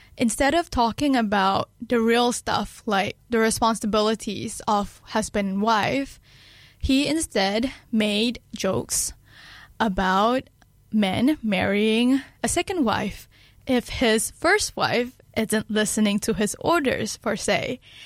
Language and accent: English; Kedah, Malaysia; now in Dunedin, New Zealand; my hometown in Malaysia, uh, Kedah